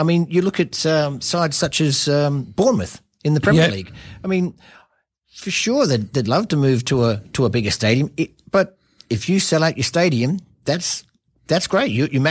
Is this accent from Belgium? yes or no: no; Adelaide, South Australia, Australia; now in Perth, Australia; I grew up in Adelaide.